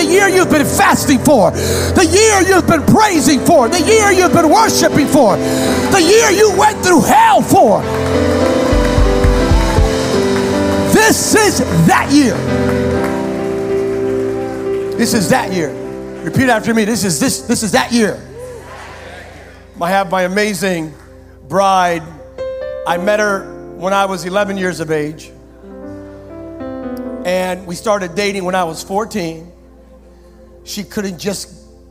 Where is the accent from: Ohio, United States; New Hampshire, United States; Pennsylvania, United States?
Pennsylvania, United States; moved away; We're from Pennsylvania originally. We would walk by the Lehigh Valley Mall